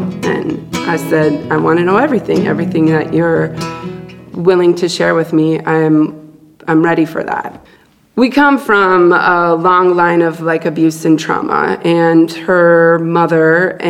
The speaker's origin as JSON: {"language": "English", "town": "Duluth", "region": "Minnesota", "country": "United States", "tie": "born there", "said": "33 years ago today, I was born in Duluth, Minnesota."}